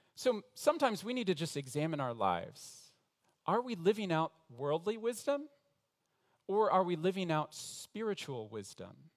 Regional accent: Denver, Colorado, United States; moved away as an adult; now in Montreal, Canada; I was in Denver, Colorado, where I was born, in the same middle class home

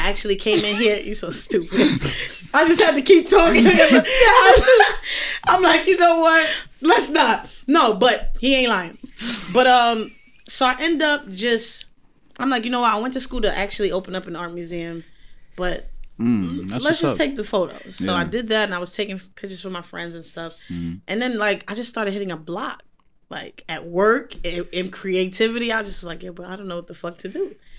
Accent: United States; also born or lived in London; Once they hear I'm American

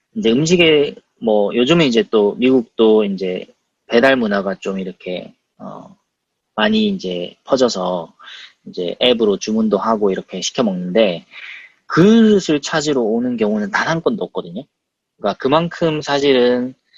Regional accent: South Korea; moved away as an adult; now in United States; 저는 이제 한국에서 태어났고 한국에서 공부했고 그냥 정말 직장만 한국에 잡은 케이스인데

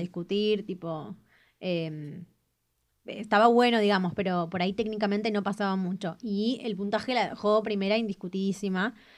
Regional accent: Argentina; ser argentino para mí es algo único

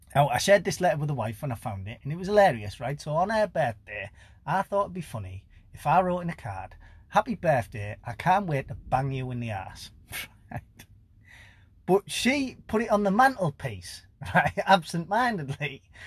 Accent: Teesside, North East England, United Kingdom; I'm from Teesside, northeast of England

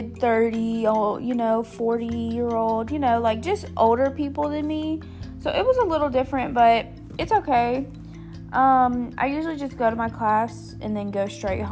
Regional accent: Long Beach, Mississippi, United States; also born or lived in Wiggins, Mississippi; now in Hattiesburg, United States; I'm originally from Long Beach, Mississippi, but I moved to Wiggins in 2008 whenever my mom remarried

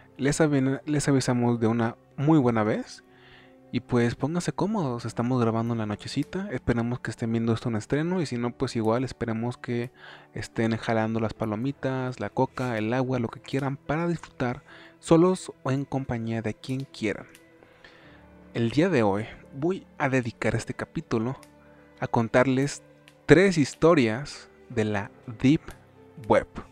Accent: Mexico; soy mexa, soy hispano

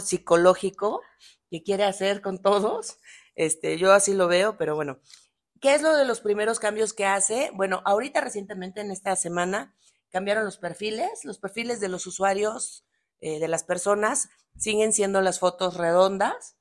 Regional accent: Tabasco, Mexico; moved away; es de mi tierra

